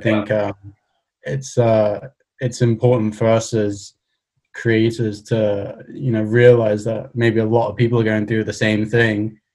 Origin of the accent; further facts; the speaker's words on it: Cardiff, Wales, United Kingdom; I'm from Cardiff